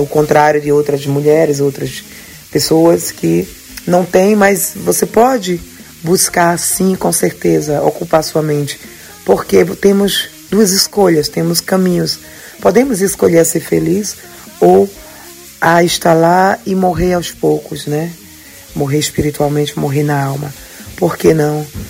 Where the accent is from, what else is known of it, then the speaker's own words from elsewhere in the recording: Recife, Pernambuco, Brazil; now in Europe; eu sou pernambucana, recifense com orgulho